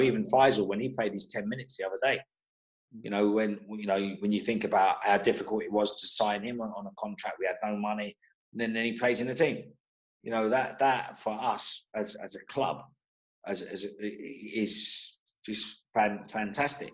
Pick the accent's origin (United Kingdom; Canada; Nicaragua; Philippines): United Kingdom; London; also born or lived in Birmingham; I grew up in Holloway, which is a massive Irish fraternity there